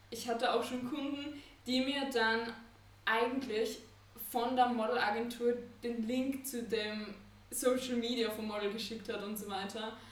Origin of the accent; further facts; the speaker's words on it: Vienna, Austria; also born or lived in Copenhagen; Ich bin Fotografin und AR-Designerin. Ich komme aus Wien, lebe aber auch, ähm, pendel zwischen Wien und Kopenhagen weil ich in beiden Städten Kunden und so weiter habe